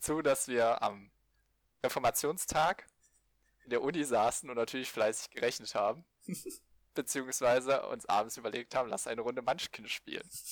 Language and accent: German; Thuringia, Germany; Ich stamme aus dem wunderschönen Bundesland Thüringen